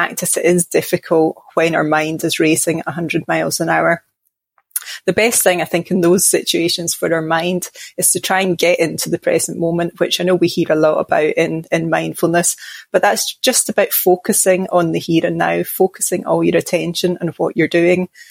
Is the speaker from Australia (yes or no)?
no; Glasgow, Scotland, United Kingdom; now in Midlands, England; I'm from Glasgow in Scotland, but I live now down in the Midlands in England